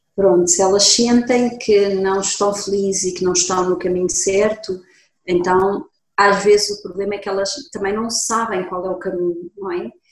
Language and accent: Portuguese; Lisbon, Portugal; moved away as an adult; also born or lived in Germany; Eu sou de Lisboa, sou portuguesa, nasci aqui em Lisboa, estudei em Lisboa e até aos 20 anos fiz a escola a secundária em Lisboa.